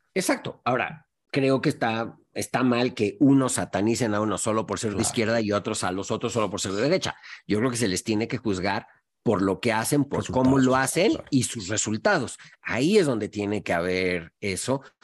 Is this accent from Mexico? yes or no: yes; Mexico; moved away as an adult; also born or lived in Montevideo, Uruguay / Singapore; viniendo de México